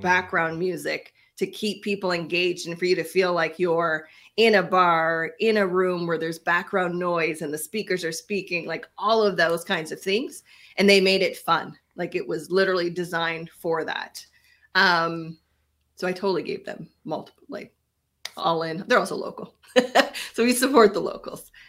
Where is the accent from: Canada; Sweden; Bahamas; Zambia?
Canada; We are Canadian